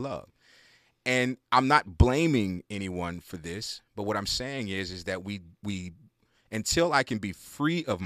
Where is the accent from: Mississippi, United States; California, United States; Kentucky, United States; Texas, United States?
Texas, United States; Houston; I come from Houston, Texas, and in the neighborhood I grew up in, South Park